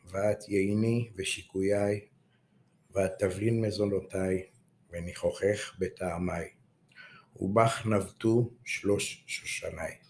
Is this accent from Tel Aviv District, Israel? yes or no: yes; Tel Aviv, Tel Aviv District, Israel; אני יליד הארץ, דור רביעי, אה. תל אביבי במקור, בשורשים.